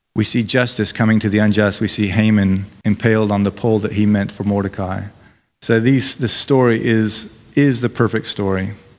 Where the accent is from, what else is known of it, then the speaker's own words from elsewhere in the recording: United States; now in United Kingdom; As an American